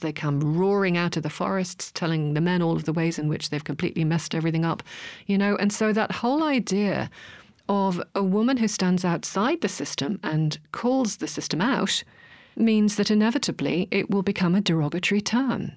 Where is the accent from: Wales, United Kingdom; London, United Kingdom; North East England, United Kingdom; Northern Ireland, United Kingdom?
North East England, United Kingdom; Hartlepool; grew up in the, in the Northeast. Actually, I was born in Hartlepool for my sins.